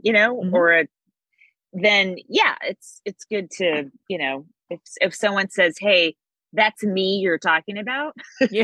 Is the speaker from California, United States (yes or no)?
yes; Bay Area, California, United States; I'm from the Bay Area